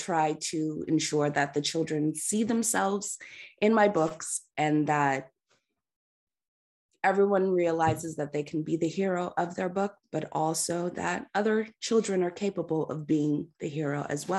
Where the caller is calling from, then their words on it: California, United States; I'm coming in from Southern California, so it's still early here, trying to get the coffee in.